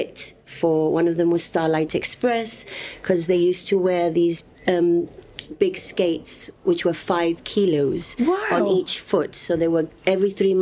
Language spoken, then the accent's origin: English; Gibraltar; everywhere I went, I was always saying that I was from Gibraltar